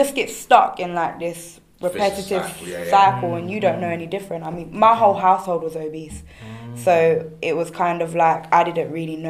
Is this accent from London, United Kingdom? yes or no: yes; London, United Kingdom; I'm from South London, grew up in South London. Mm-hmm. I'm of mixed heritage.